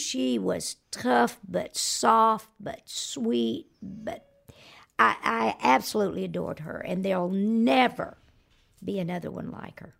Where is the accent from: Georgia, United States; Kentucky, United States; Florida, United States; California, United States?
Georgia, United States; moved away; Because I'm from there. And I thought, well, one day my hometown, they're gonna induct me into that Hall of Fame